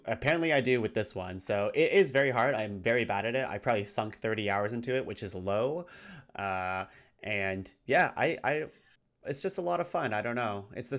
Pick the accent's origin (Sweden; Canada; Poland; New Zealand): Canada; I'm no Canadian expert, even though I've lived here my entire life.